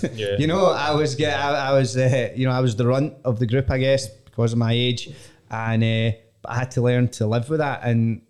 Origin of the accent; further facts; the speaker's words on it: Bearsden, Scotland, United Kingdom; having grown up in Bears Den